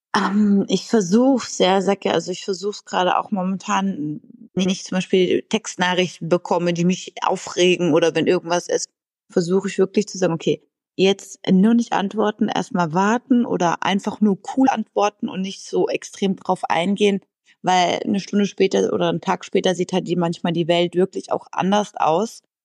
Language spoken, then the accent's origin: German; near Freiburg, Baden-Württemberg, Germany; also born or lived in Berlin; now in Düsseldorf, Germany; komme aber eigentlich gebürtig aus Richtung, also in der Nähe von Freiburg